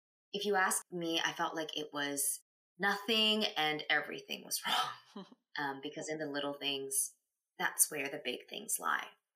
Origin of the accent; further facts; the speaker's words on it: Canada; also born or lived in China; When I was 4 years old, I came to Canada from China, and I grew up here